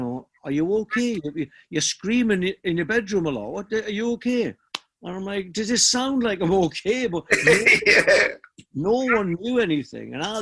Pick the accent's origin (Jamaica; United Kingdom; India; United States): United Kingdom; Newcastle upon Tyne, North East England; I'm coming from Newcastle